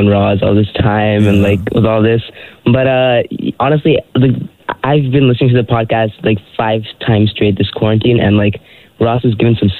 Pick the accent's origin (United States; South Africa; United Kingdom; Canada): Canada; Toronto, Ontario; I'm brown and from Scarborough